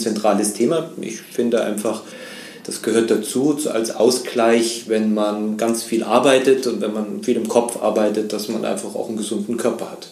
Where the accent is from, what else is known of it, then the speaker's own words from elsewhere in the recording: Munich, Bavaria, Germany; also born or lived in Vienna; now in Chiemgau, Germany; ich äh, bin in München groß geworden